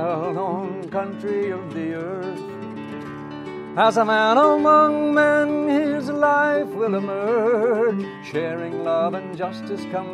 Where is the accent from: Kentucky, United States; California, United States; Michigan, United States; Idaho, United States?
California, United States; Pasadena; when I was a teenager growing up in Pasadena, California